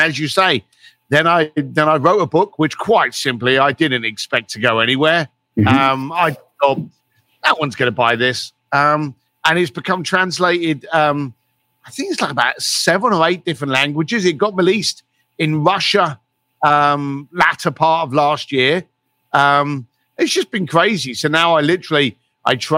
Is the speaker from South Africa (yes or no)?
no; London, United Kingdom; I was a bricklayer from East London, and I had no money